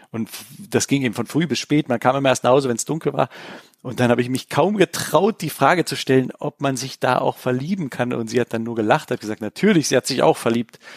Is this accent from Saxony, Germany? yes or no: no; Berlin, Germany; weil ich habe zwar als Kind in Berlin natürlich die Mauer gesehen